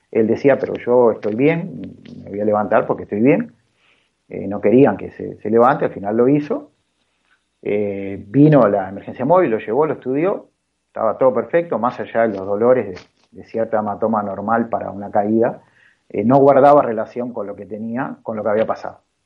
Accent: Uruguay; yo soy uruguayo, nací acá en Uruguay

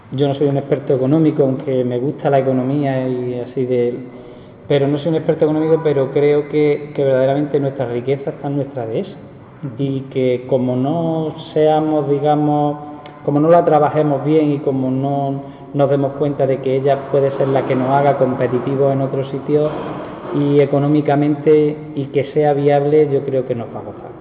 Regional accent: Pozoblanco, Andalusia, Spain; Y a mí me gusta mi pueblo

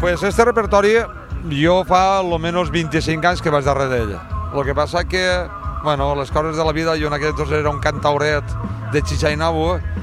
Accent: Xàtiva, Valencian Community, Spain; la banda del meu poble, la banda de la música nova de Xàtiva

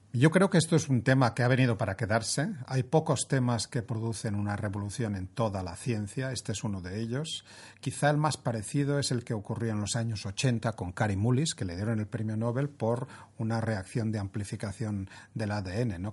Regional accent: Spain; siendo españoles

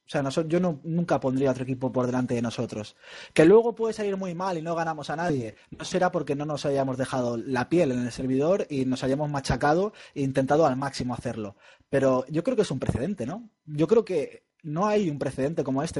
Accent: Spain; somos españoles

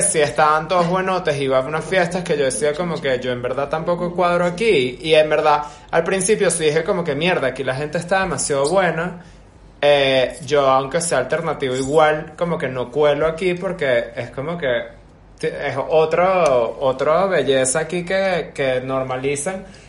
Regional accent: Venezuela; moved away; also born or lived in Europe; desde Venezuela yo siempre me sentí una persona como que alternativa, digamos, y en Venezuela yo no conocía como que a tanta gente alternativa

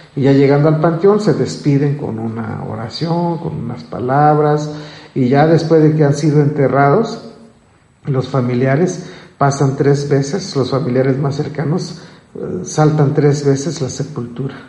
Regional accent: Chenalhó, Chiapas, Mexico; en mi pueblo, en Chenaló

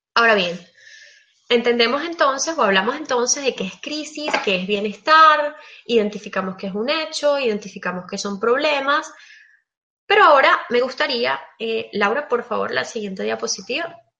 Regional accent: Venezuela; moved away as an adult; now in Belgium; Emigré, yo soy venezolana, actualmente estoy viviendo en Bélgica

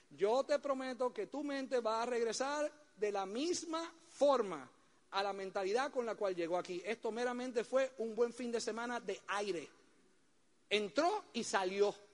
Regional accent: Puerto Rico; Oye bien, porque de esa isla yo sé lo que produce porque yo soy puertorriqueño, ¿eh?

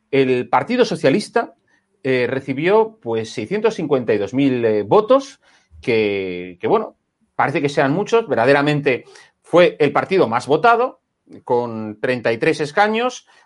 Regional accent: Catalonia, Spain; now in Barcelona, Spain; soy catalán.

